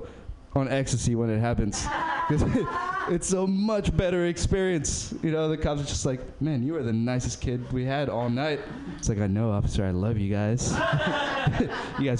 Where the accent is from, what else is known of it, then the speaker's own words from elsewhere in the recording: Berkeley, California, United States; I'm from Berkeley